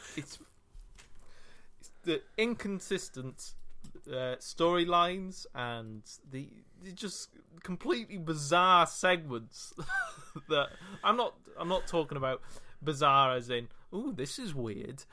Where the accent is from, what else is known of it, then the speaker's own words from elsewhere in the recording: Wales, United Kingdom; I was from Wales